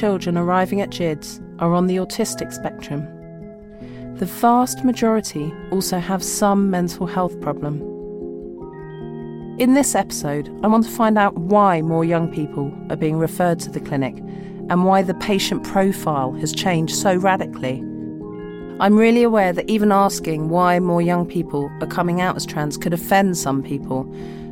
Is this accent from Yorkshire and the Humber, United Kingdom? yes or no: no; London, United Kingdom; I'm a Londoner